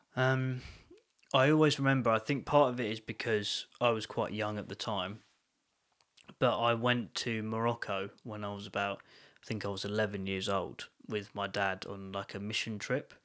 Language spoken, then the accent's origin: English; London, United Kingdom; moved away; I was born in, near London